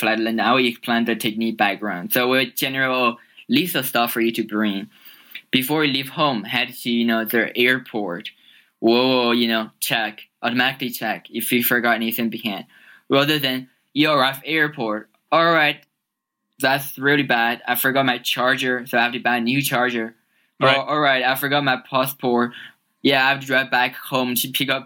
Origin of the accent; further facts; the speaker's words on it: China; moved away as an adult; now in United States; I originally grew up in China. So I moved to US when I was 18.